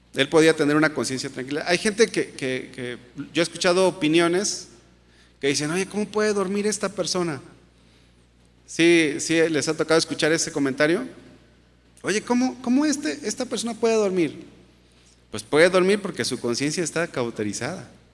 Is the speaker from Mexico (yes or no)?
yes; Mexico; como mexicanos